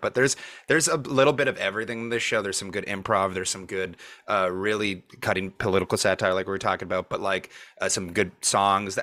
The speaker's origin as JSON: {"language": "English", "town": "Montreal", "region": "Quebec", "country": "Canada", "moved": "yes", "lives_now": "Toronto, Canada", "said": "I'm from Montreal. We'd never heard of Second City before I moved here"}